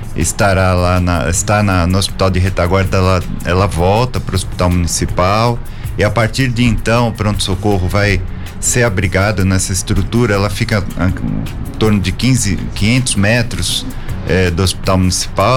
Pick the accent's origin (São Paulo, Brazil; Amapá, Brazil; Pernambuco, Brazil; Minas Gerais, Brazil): São Paulo, Brazil; moved away as an adult; now in São José dos Campos, Brazil; Eu sou é, paulistano da Moca